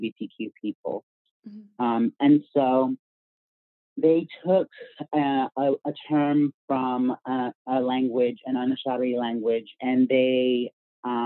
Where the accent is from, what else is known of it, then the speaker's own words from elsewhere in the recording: Virginia, United States; I grew up in Virginia.